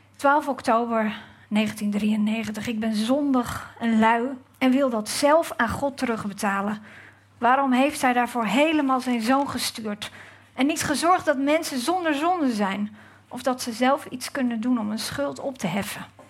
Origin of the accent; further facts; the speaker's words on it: Gouda, South Holland, Netherlands; dat ik uit Gouda kom